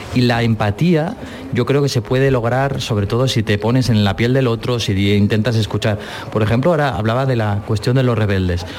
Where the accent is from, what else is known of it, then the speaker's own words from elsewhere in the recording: Barcelona, Catalonia, Spain; yo de Barcelona